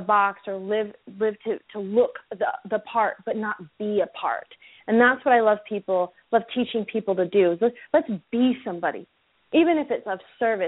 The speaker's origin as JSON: {"language": "English", "region": "Utah", "country": "United States", "tie": "born or raised there", "also_born_or_lived": "California", "moved": "as an adult", "said": "I was born and raised in Utah, and I came back here to open up my practice"}